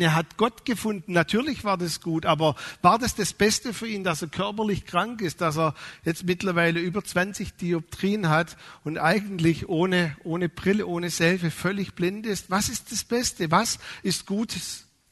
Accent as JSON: {"language": "German", "region": "Swabia", "country": "Germany", "said": "als Schwabe"}